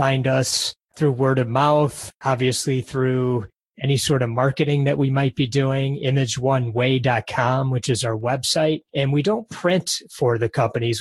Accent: Detroit, Michigan, United States; I was born and raised just outside of Detroit

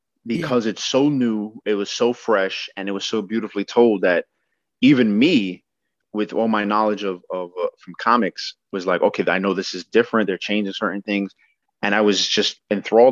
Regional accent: New York, United States; I'm a Latino from New York

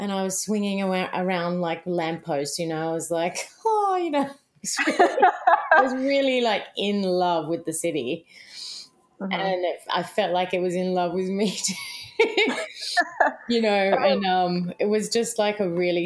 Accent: Australia; moved away as an adult; now in New York City, United States

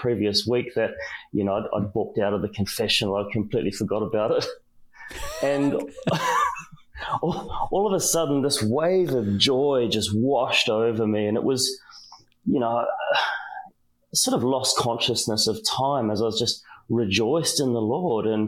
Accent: New Zealand; I'm a Kiwi, I'm from New Zealand

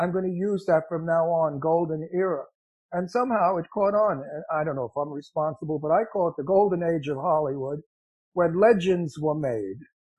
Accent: Genoa, Liguria, Italy; I drove from, because we're from Genoa, Italy, so I drove through Monte Carlo down into Basse, and then around all the way past Lisbon, and then up into Madrid.

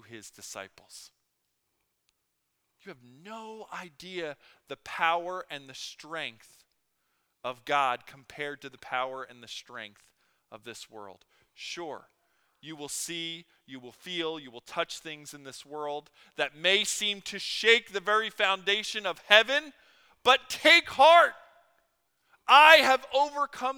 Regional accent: Philadelphia, Pennsylvania, United States; growing up in Philadelphia

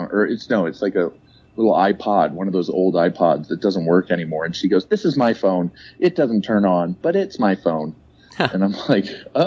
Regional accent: St. Louis, Missouri, United States; me and my buddy, he lives in Kansas City. We grew up in St. Louis

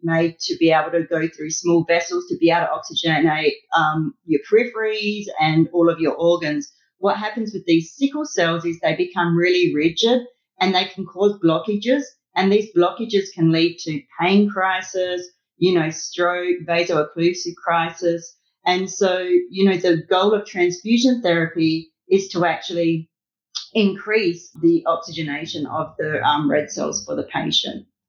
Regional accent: Australia; I'm Australian, I talk mils.

